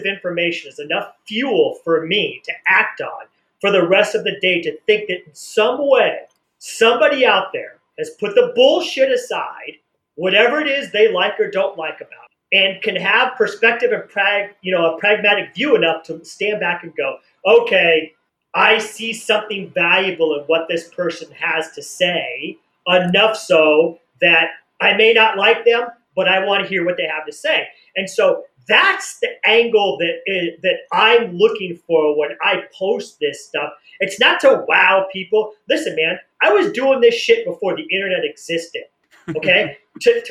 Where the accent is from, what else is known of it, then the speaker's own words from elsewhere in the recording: Des Moines, Iowa, United States; moved away; also born or lived in San Diego; I was born in Iowa, Des Moines, Iowa. Born and raised in Iowa